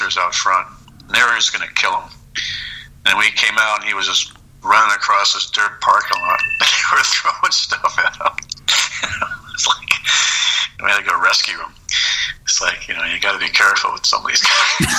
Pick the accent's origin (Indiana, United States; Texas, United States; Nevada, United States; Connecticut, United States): Connecticut, United States; I'm from Connecticut